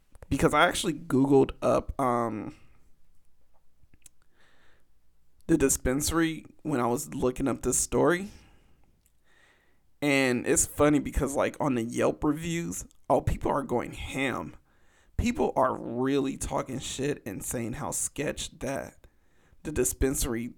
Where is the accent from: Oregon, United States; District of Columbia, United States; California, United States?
California, United States; Los Angeles; my hometown